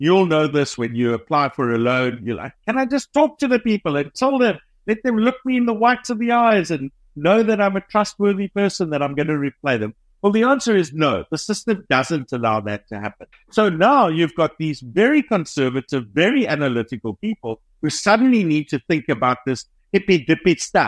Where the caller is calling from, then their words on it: Cape Town, Western Cape, South Africa; So we're based in Cape Town, South Africa.